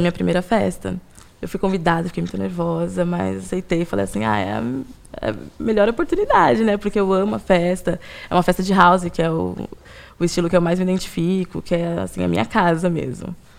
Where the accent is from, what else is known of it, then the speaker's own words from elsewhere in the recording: São Paulo, Brazil; eu sou daqui de São Paulo mesmo, nasci e cresci aqui